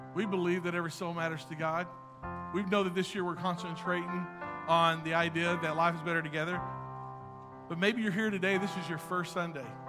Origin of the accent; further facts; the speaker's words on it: Texas, United States; I'm from Texas